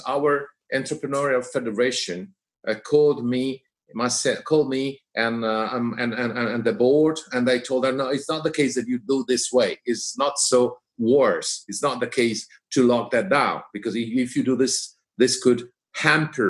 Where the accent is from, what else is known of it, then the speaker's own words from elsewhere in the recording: Liguria, Italy; Our house is in another region, is at the seaside. Right. We are from Liguria